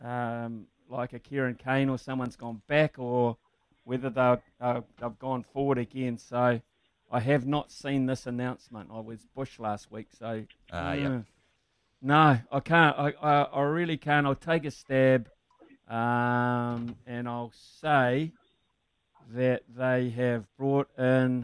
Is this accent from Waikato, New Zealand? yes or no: no; Bay of Plenty, New Zealand; I'm from the Bay